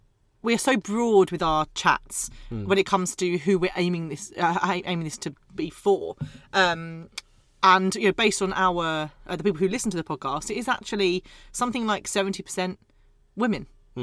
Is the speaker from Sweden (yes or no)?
no; Scotland, United Kingdom; I'm Scottish.